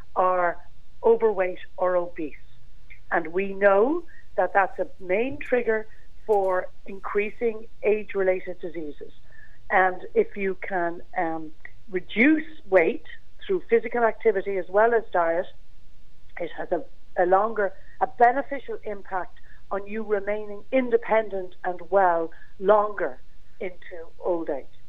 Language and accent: English; Ireland; as Irish people